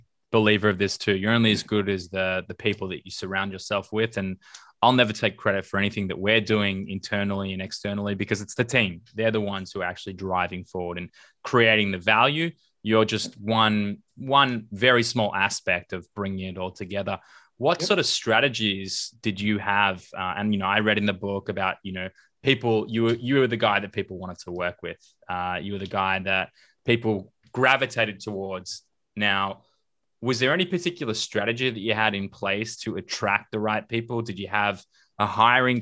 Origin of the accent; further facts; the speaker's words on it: Australia; moved away as an adult; also born or lived in United States; now in Tel Aviv, Israel; I grew up in Australia